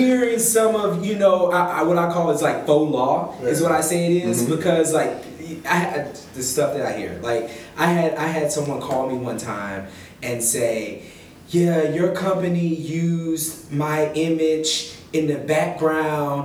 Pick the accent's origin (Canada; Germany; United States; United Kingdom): United States; Texas; moved away as an adult; also born or lived in Washington, District of Columbia, United States / Houston, Texas; I'm from Texas, and then I went to law school in DC